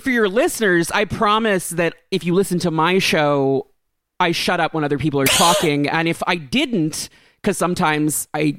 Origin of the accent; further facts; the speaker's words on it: New York, United States; I'm from New York.